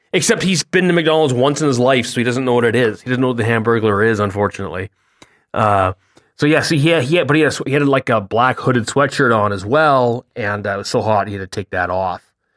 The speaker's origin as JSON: {"language": "English", "country": "Canada", "said": "being Canadian"}